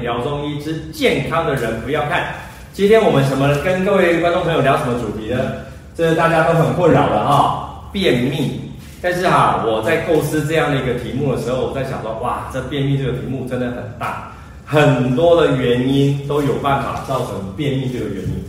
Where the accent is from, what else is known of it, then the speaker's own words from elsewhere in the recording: Taiwan; 我们台湾人